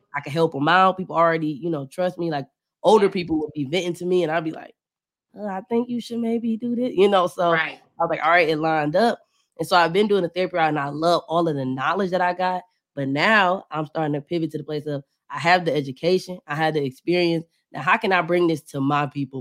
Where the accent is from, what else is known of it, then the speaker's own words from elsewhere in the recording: Cleveland, Ohio, United States; moved away as an adult; now in Atlanta, United States; I'm from Cleveland, but I recently moved to Atlanta